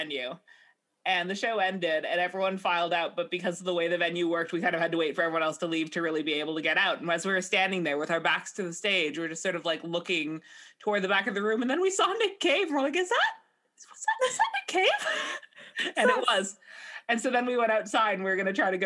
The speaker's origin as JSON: {"language": "English", "country": "Canada", "said": "we're all Canadian"}